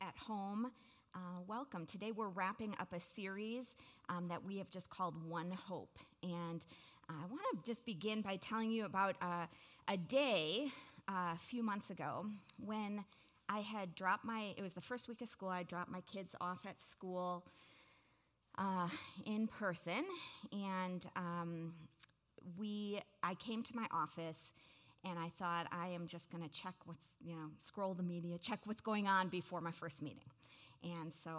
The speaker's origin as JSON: {"language": "English", "town": "Waukesha", "region": "Wisconsin", "country": "United States", "tie": "born or raised there", "said": "I grew up in Waukesha, Wisconsin."}